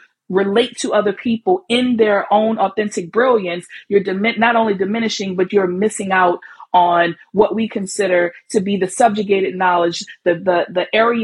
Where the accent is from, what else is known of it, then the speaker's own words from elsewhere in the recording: New Orleans, Louisiana, United States; accent: Southern drawl; now in New York, United States; I'm from New Orleans